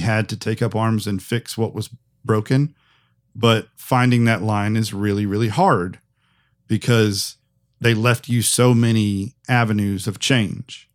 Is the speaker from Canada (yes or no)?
no; United States; as an American